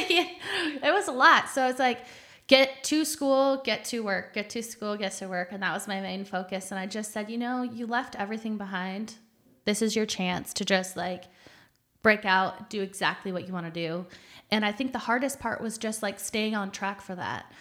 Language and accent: English; Michigan, United States; born or raised there; moved away as an adult; also born or lived in Phoenix / Oklahoma; now in San Antonio, United States